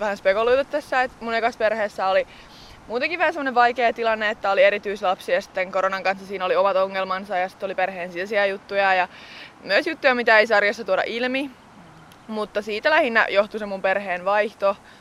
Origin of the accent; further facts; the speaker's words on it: Hämeenlinna, Kanta-Häme, Finland; Hämeenlinna, mistä mä itse olen kotoisin